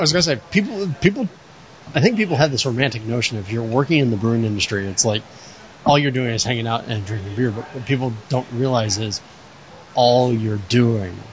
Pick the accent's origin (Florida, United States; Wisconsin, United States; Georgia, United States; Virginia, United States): Florida, United States; moved away; I grew up in Florida with humidity